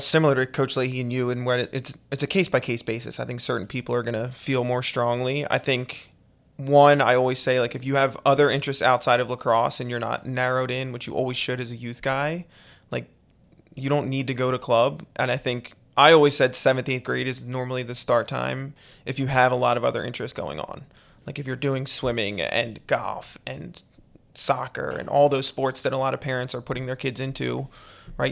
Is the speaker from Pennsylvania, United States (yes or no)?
yes; Conshohocken, Pennsylvania, United States; I was born and raised in Conshohocken